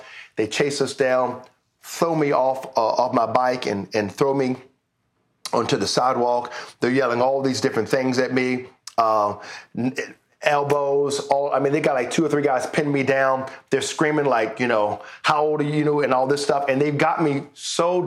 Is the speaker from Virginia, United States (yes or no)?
yes; Richmond, Virginia, United States; now in Canada; We lived, I'm from Richmond, Virginia. which is the capital of Virginia, we lived in Henrico County.